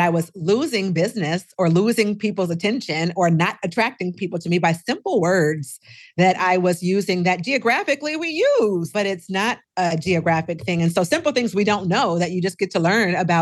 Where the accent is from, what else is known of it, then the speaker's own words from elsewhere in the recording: Seattle, Washington, United States; also born or lived in Minnesota; now in Texas, United States; I'm originally from Seattle and I lived in Minnesota for 25 years and now I live in Texas